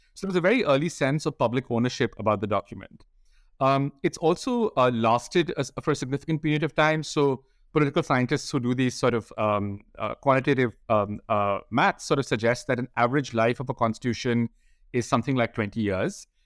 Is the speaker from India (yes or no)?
yes; India; I grew up in India, and I went to law school as an undergraduate